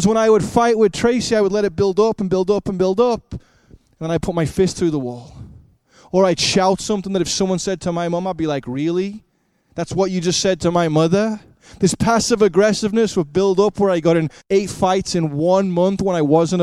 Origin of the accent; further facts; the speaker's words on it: Liverpool, North West England, United Kingdom; moved away; I grew up in Liverpool, England